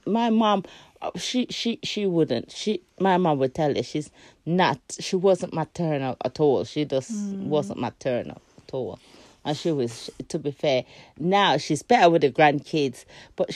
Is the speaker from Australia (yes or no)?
no; Jamaica; also born or lived in England; now in United Kingdom; I come from a country where there's no rules. And even if it's rules, people broke them every day. I was born in Jamaica.